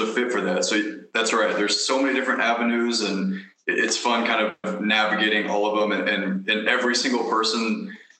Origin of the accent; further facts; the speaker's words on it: Kansas City, United States; moved away; I'm from Kansas City